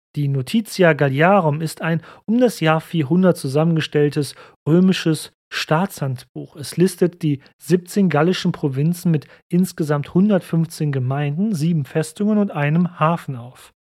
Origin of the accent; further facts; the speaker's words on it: Cologne, North Rhine-Westphalia, Germany; ich bin Kölner